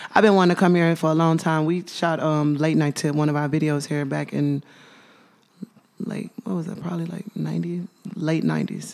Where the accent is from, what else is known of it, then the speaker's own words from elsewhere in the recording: Memphis, Tennessee, United States; born and raised in Memphis, Tennessee